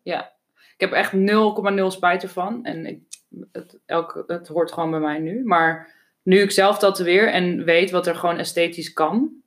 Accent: Amsterdam, North Holland, Netherlands; toen ik opgroeide woonde in Amsterdam, iedereen in een sociale huurwoning

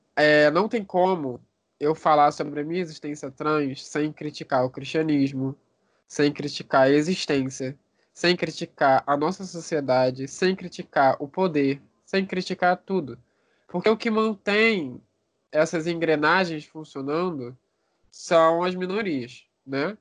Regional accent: Rio de Janeiro, Brazil; eu sou do Rio de Janeiro, barra Brasil

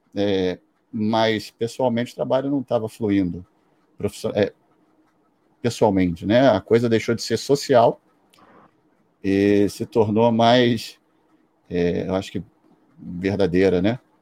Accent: Brazil; eu sou do Brasil

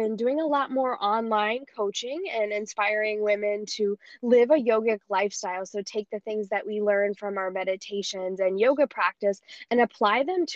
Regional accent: Iowa, United States; moved away as an adult; also born or lived in Colorado; now in Costa Rica; I grew up in Iowa

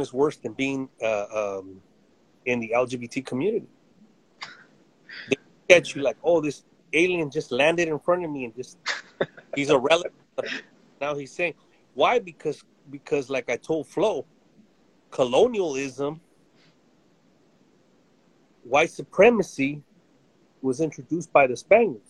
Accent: United States; also born or lived in Central Valley, California; I was born in the United States, and my dad was born in Mexico, and mom was from Texas, but we were fruit pickers in the 70s

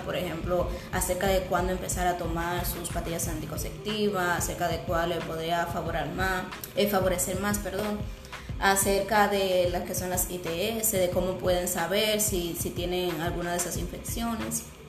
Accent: San Francisco de Macorís, Duarte, Dominican Republic

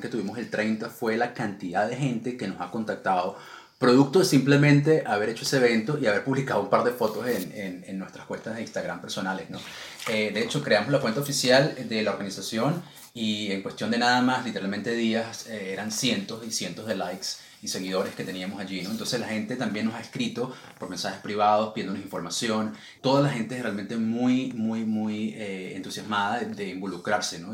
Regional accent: Venezuela; now in United Kingdom; nosotros como comunidad venezolana

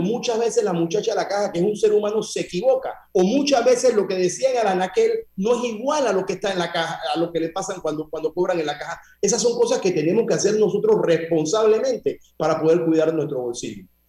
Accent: Panama; nosotros como panameños

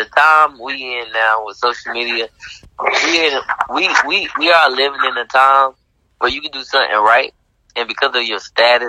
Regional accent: Georgia, United States; We're from Georgia. And you know, and Atlanta, we claim Georgia, not Atlanta, but we claim Georgia.

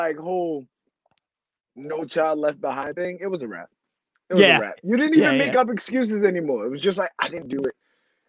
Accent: New York, United States; moved away; I'm from New York and I'm a guy

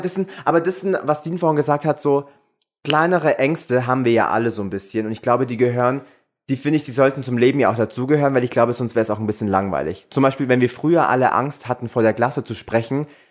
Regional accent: Germany

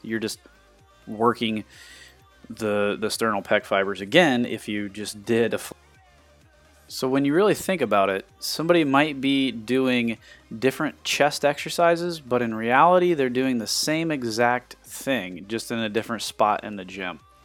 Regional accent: Sidney, Ohio, United States; I grew up in Sydney, Ohio

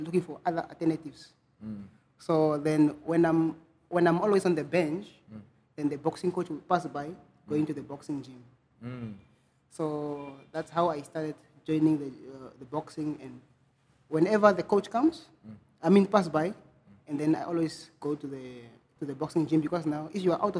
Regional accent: Arandis, Erongo, Namibia; moved away as an adult; also born or lived in Ongwediva; from the streets of Arandes. From the street of Arandes, and I started school there

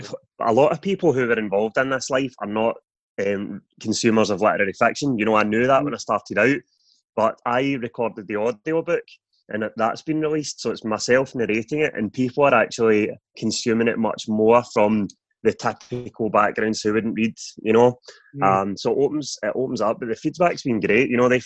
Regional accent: Airdrie, Scotland, United Kingdom; also born or lived in London; I was living in London, but I've actually just came back before this virus kicked, so I'm staying with family back in Airdrie.

